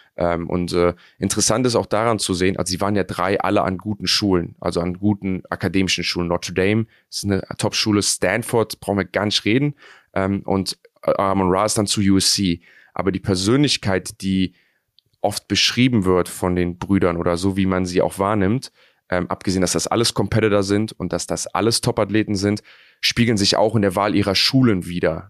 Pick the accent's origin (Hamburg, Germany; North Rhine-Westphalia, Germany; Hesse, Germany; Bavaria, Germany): North Rhine-Westphalia, Germany; Cologne; ich bin Kölner